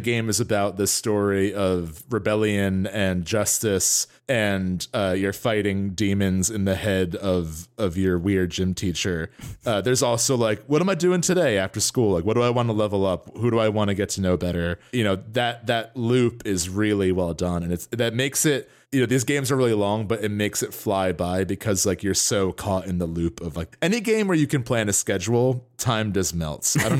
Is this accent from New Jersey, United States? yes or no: yes; New Jersey, United States; we are both from Northern New Jersey. We're very close to New York by train.